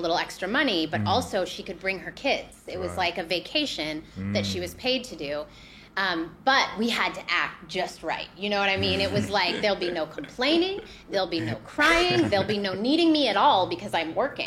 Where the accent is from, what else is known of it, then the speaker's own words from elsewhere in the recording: Boulder, Colorado, United States; moved away as an adult; now in Los Angeles, United States; born and raised in Boulder, Colorado